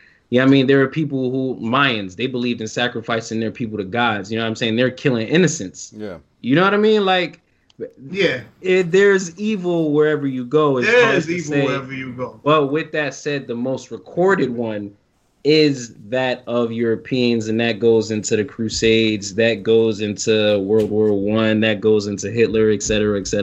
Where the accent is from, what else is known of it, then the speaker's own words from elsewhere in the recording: United States; but I was born and raised in America